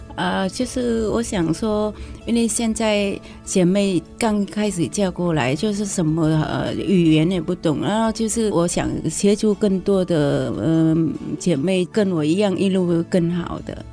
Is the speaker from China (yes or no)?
no; Vietnam; first language Vietnamese; Chinese is a second language; moved away as an adult; also born or lived in Hsinchu, Taiwan; now in Taiwan; 我从小在越南的家乡的时候